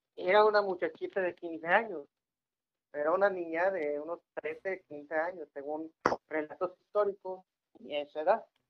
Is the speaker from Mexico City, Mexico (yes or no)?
no; Ciudad Victoria, Tamaulipas, Mexico; Yo soy tamaulipeco, para los que no saben, soy de Victoria